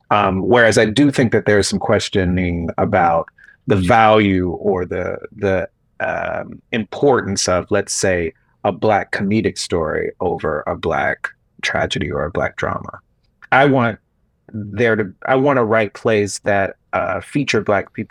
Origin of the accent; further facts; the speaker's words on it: Gaston County, North Carolina, United States; I was in Gaston County.